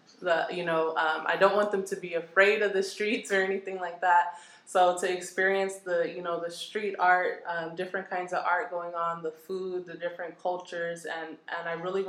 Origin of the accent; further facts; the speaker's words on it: Pomona, California, United States; I grew up here in Pomona.